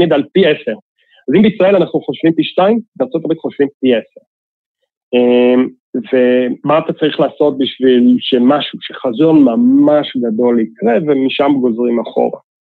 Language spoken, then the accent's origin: Hebrew; Israel; התרבות שלנו כישראלים